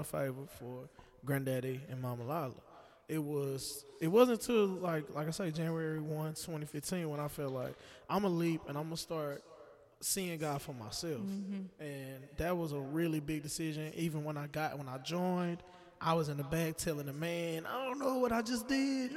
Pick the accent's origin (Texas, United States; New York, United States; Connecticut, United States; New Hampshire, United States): Texas, United States; Dallas; also born or lived in Denton, Texas; get out of college and come back to Dallas, and I came from Denton, so I wasn't too far. But coming back home